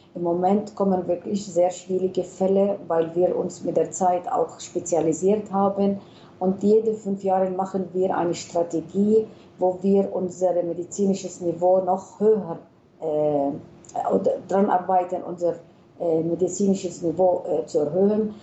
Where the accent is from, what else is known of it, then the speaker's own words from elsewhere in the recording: Palestine; wir sind Palästinenser